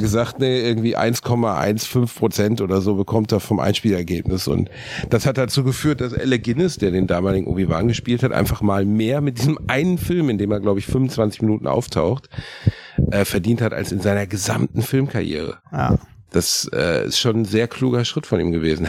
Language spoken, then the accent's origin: German; Gelsenkirchen, North Rhine-Westphalia, Germany; In meiner Heimatstadt in Gelsenkirchen-Rothausen gab es einen Tabakladen